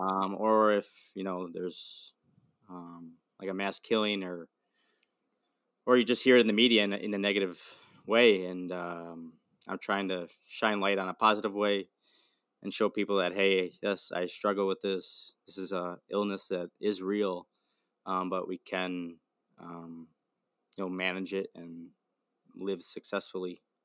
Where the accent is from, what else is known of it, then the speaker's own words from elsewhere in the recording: Milwaukee, Wisconsin, United States; I'm from Milwaukee, Wisconsin